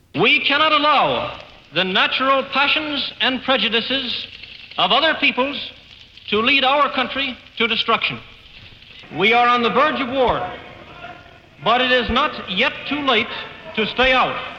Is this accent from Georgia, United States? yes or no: yes; Atlanta, Georgia, United States; now in Washington, United States; my parents are New Yorkers, um, but, uh, they moved to Atlanta when I was just two years old. I really do think of myself as an Atlantan